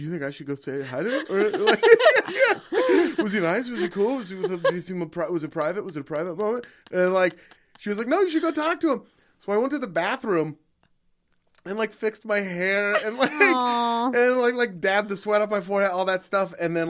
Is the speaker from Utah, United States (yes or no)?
no; Portland, Oregon, United States; I'm from Portland.